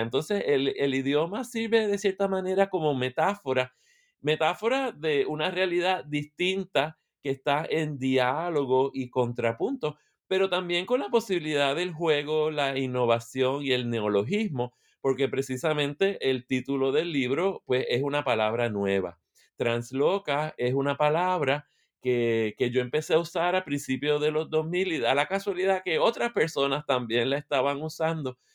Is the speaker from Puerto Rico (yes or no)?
yes; Puerto Rico; moved away as an adult; now in Michigan, United States; Soy de Puerto Rico, eh, vivo en Michigan, en Estados Unidos